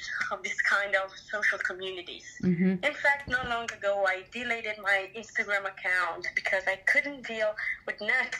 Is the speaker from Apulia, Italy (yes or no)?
yes; Bari, Apulia, Italy; I'm 24 and I come from Bari, south of Italy. Capital city of Apulia.